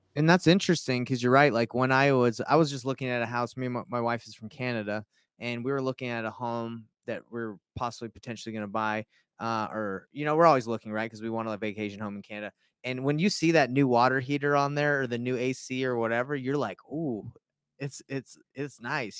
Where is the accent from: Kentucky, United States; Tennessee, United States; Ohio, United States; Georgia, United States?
Georgia, United States; moved away; My buddy that I grew up with in Georgia